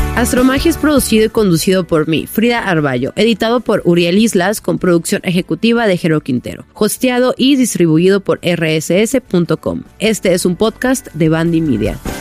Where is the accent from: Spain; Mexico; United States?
Mexico; Sonora; moved away; yo llegué a mi casa ya en Sonora porque soy de Sonora